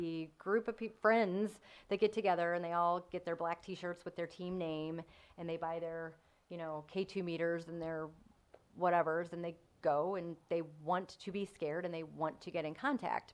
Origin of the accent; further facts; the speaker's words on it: Missouri, United States; also born or lived in North County, Missouri / Baden, St. Louis / DeSoto, Missouri; I've, again, lived here my whole life, daughter of divorced parents, and have been everywhere from North County to DeSoto, Missouri